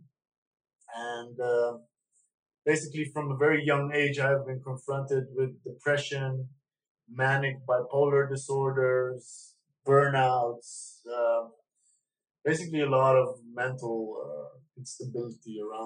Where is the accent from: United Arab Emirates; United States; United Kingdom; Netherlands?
Netherlands; also born or lived in Iran; I grew up in Holland from the age of 6.